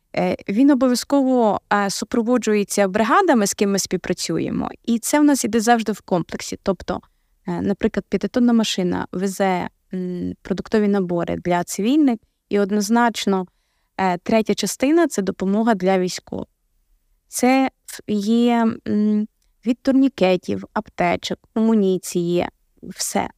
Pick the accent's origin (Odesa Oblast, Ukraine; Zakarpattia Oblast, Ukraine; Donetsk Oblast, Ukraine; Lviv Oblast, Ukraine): Lviv Oblast, Ukraine; Я сама е, народилась у Львівській області